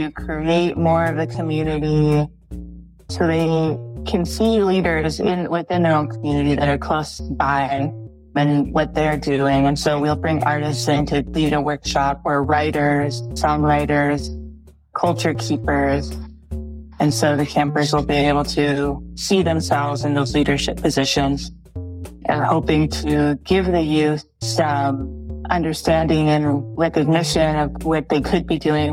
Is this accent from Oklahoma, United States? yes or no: no; Rapid City, South Dakota, United States; I grew up in Rapid City, South Dakota. So that's where I went to school and graduated from high school.